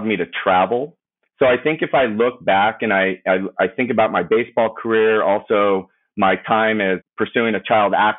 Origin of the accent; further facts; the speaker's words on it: Simi Valley, California, United States; I grew up in Ventura County, specifically Simi Valley